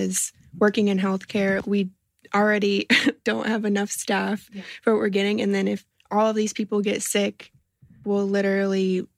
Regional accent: Florida, United States; I'm from Florida.

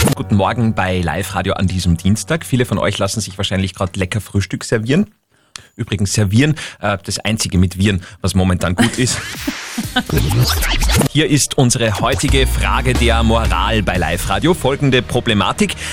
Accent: Upper Austria, Austria; bei uns in Oberösterreich

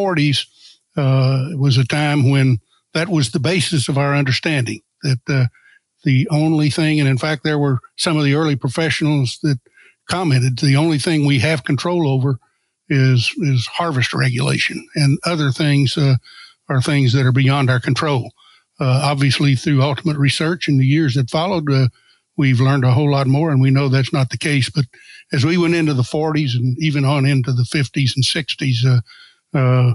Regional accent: Northeast Arkansas, United States; now in Missouri, United States; I grew up in Northeast Arkansas

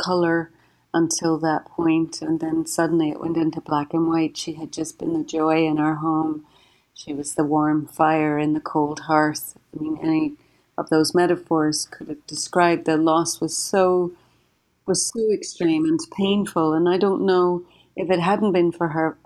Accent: Derry, Northern Ireland, United Kingdom; moved away as an adult; now in United States; I was born and raised in Derry City in Northern Ireland, and I immigrated to the United States about 25 years ago now

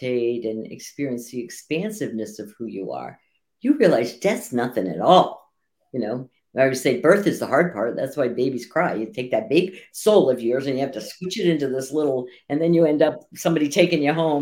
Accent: New Jersey, United States; I was born in New Jersey

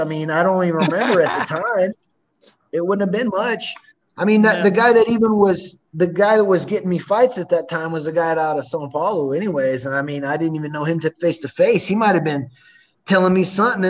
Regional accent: United States; now in Brasilia, Brazil; See, because I'm American here, you know what I mean? Like in Brazil, in the States, I don't have much of a, you know, an accent or anything. I pass for an American fine.

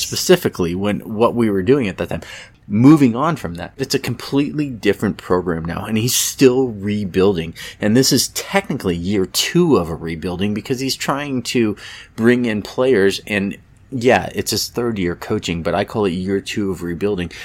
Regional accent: Petaluma, California, United States; moved away; my hometown of Petaluma, California

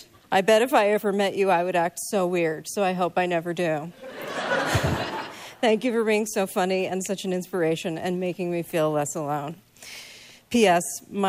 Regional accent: Long Island, New York, United States; I'm from Long Island.

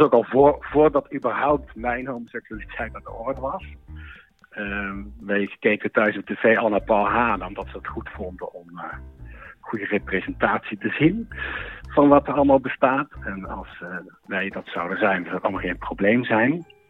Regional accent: Netherlands; moved away as an adult; Ik kwam uit Wimburg

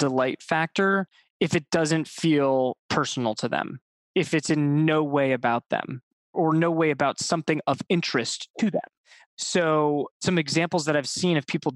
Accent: Ohio, United States; I grew up in Ohio

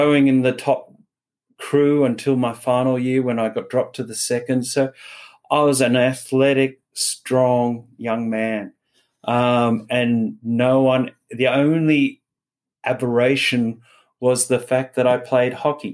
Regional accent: Wagga Wagga, New South Wales, Australia; born or raised there

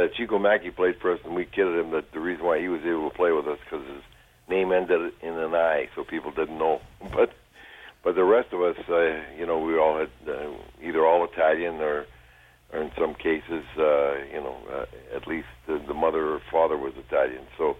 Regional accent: Sault Ste. Marie, Ontario, Canada; born or raised there; moved away

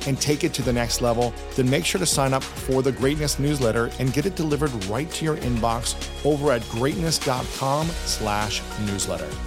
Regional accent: Columbus, Ohio, United States; in my hometown of Columbus, Ohio

